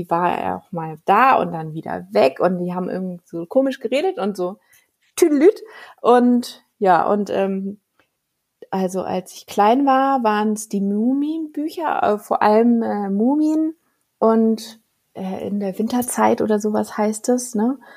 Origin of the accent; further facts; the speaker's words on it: Giessen, Hesse, Germany; born there; also born or lived in Lower Saxony / Schleswig-Holstein; Ich bin in Gießen geboren, in Hessen. Und dann sind ja. wir über Niedersachsen nach äh, äh, Schleswig-Holstein.